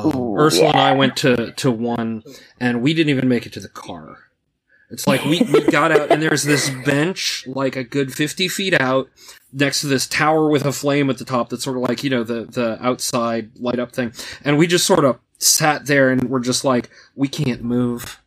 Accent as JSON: {"language": "English", "region": "North Carolina", "country": "United States", "said": "I'm from North Carolina"}